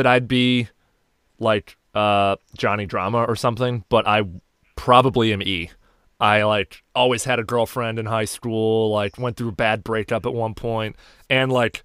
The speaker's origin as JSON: {"language": "English", "town": "Chicago", "region": "Illinois", "country": "United States", "said": "I'm from Chicago"}